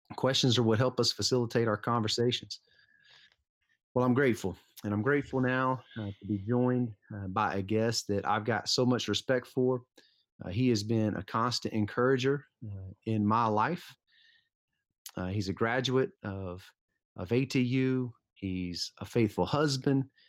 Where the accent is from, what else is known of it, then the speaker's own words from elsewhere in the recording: Lithonia, Georgia, United States; I grew up in Lithonia, Georgia